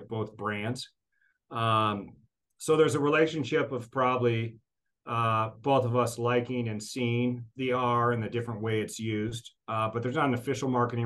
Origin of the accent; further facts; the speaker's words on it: Portland, Oregon, United States; now in Tacoma, United States; I grew up in the Portland area, so Mount Hood was my mountain